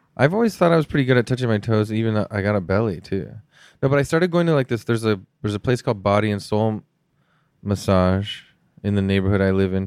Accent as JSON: {"language": "English", "country": "Canada"}